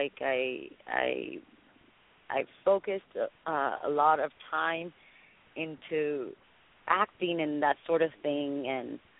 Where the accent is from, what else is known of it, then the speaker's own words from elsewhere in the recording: Miami, Florida, United States; also born or lived in Dominican Republic; now in Los Angeles, United States; I'm Dominican. I was born in Dominican Republic. and I was raised in Miami